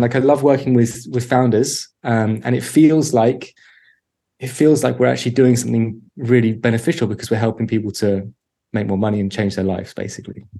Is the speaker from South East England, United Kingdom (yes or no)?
no; London, United Kingdom; moved away as an adult; also born or lived in Birmingham / East Finchley; I grew up in North London uh, in a small place called Mill Hill, and then when I was 18, left to go to Birmingham for uni and never left the Midlands.